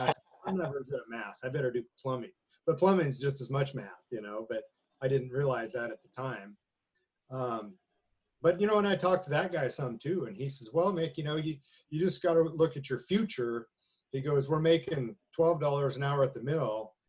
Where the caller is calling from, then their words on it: Spirit Lake, Idaho, United States; Spirit Lake, Idaho.